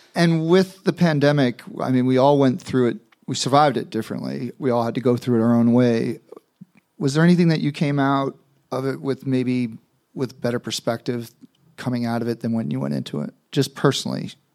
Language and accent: English; New York, United States; also a New Yorker